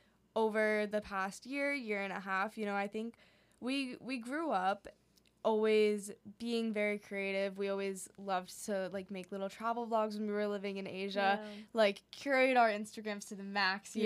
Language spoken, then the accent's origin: English; New Hampshire, United States; also born or lived in Hong Kong; we moved when we were 10 and then did, like, fifth grade and middle school in an international school in Hong Kong. And then we came back to New Hampshire for high school